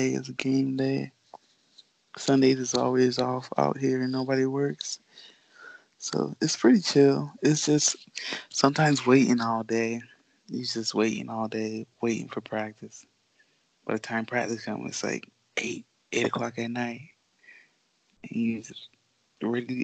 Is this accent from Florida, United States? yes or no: yes; Florida, United States; also born or lived in Bahamas; I just grew up in Florida